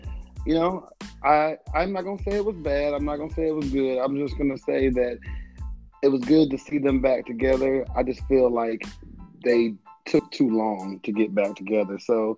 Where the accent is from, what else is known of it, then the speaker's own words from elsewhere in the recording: Detroit, Michigan, United States; also born or lived in Tennessee; now in Atlanta, United States; I hail from Detroit, living in Atlanta, Georgia, and alumni of the Tennessee State University.